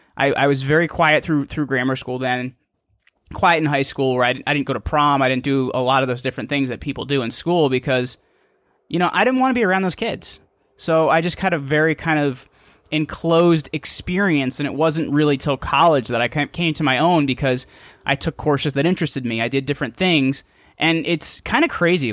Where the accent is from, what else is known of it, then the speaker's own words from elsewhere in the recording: small town in northern New Jersey, United States; I'm from a small town in northern New Jersey.